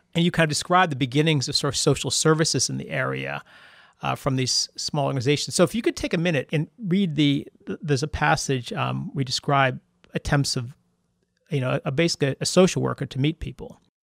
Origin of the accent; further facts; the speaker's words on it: East Coast, United States; also born or lived in Seattle / New York; my family's from New York. I grew up on the East Coast.